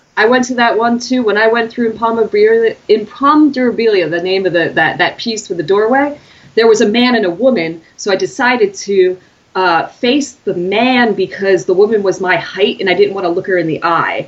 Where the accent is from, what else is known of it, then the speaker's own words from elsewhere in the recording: United States; as an American